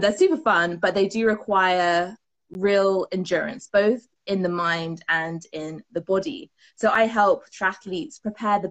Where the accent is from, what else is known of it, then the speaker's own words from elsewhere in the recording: United Kingdom; I am from the UK, from my accent